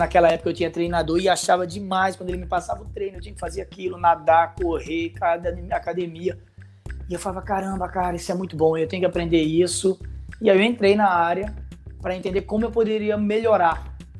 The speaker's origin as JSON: {"language": "Portuguese", "town": "Natal", "region": "Rio Grande do Norte", "country": "Brazil", "tie": "born or raised there", "moved": "yes", "lives_now": "Rio de Janeiro, Brazil", "said": "Sou de Natal, né? Moro no Rio há quase 30 anos"}